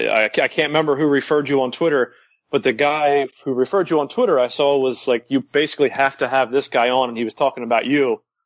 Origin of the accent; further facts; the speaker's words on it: United States; as you can hear, I am clearly American.